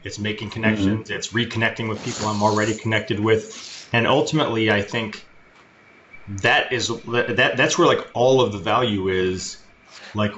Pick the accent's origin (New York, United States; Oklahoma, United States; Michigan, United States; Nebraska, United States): Michigan, United States; Detroit; I'm from Detroit